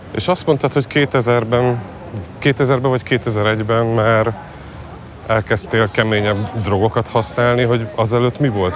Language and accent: Hungarian; Budapest, Hungary; én újpesti gyerek vagyok, és én a külvárosban nőttem föl